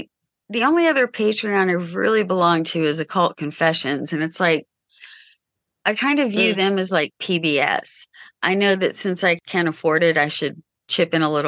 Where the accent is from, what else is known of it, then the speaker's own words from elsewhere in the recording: United States; but I'm American.